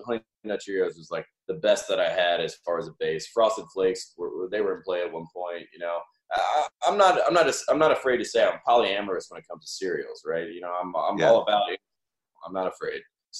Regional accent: Henderson, North Carolina, United States; moved away; I'm from Henderson, North Carolina, a small town, right, 40 miles north of Chapel Hill.

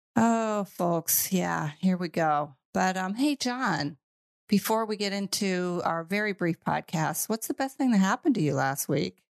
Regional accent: United States; moved away; I am from the United States

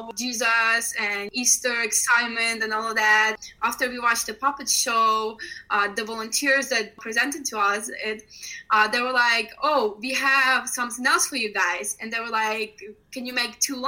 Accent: Ukraine; moved away; I grew up in Ukraine

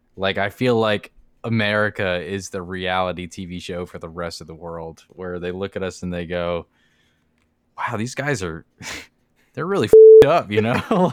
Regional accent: Florida, United States; we're from Florida

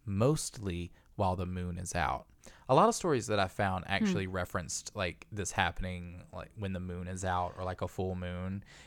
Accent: Kingman, Arizona, United States; So as a teen growing up in Kingman, which is where this area where this all takes place, Kingman is where Luana Canyon is.

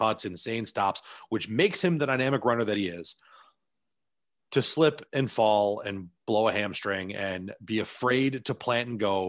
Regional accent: Buffalo, New York, United States; born or raised there

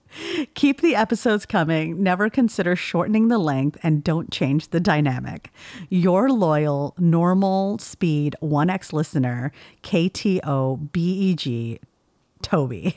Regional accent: California, United States; I'm from California

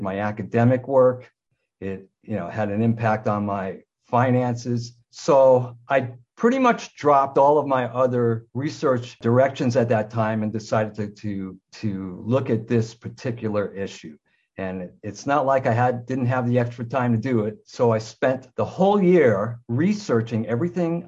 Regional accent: United States; moved away as an adult; also born or lived in Southern Ontario, Canada; now in Ontario, Canada; I'm an American, but I live in Canada. I came to Canada in 1976 after the Vietnam War

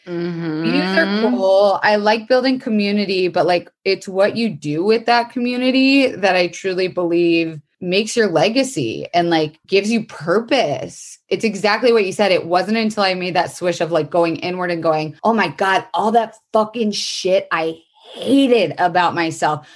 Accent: Florida, United States; born or raised there; moved away

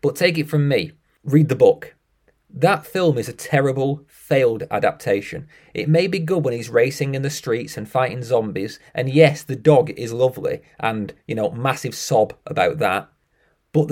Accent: United Kingdom; I'm British

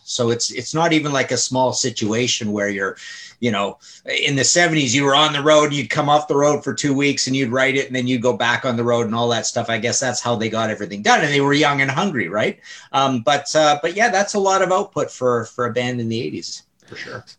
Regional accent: Canada; I'm Canadian

